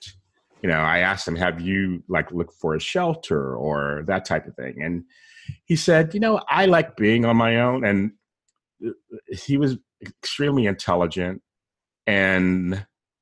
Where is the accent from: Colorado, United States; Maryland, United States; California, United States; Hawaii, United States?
California, United States; San Diego; moved away; I'm from San Diego originally